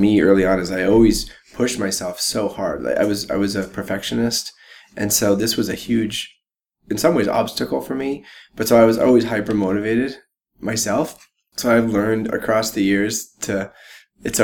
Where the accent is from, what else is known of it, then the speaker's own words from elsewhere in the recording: Jackson, Wyoming, United States; now in Boulder, United States; I grew up first in Jackson Hole, Wyoming. So my parents moved there so that we could all ski